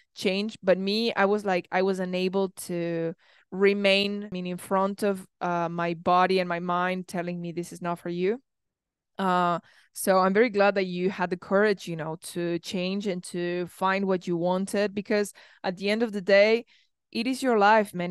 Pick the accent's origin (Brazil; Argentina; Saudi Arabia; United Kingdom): Argentina; I come from Argentina